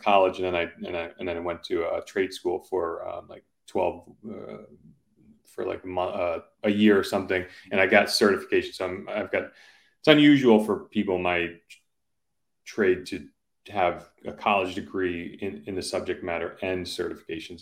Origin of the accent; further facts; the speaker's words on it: Simsbury, Connecticut, United States; my childhood house growing up in Simsbury